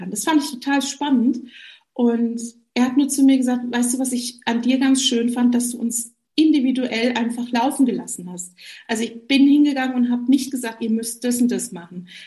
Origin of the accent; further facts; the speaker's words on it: Rhineland, Germany; komme aus der Nähe Augsburgs, bin eigentlich Rheinländerin, aus tiefstem Herzen heraus